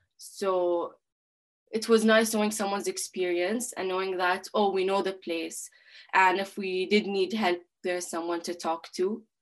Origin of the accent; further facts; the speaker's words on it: Bahrain; moved away as an adult; now in Newcastle, United Kingdom; I'm from Bahrain, which is a small island.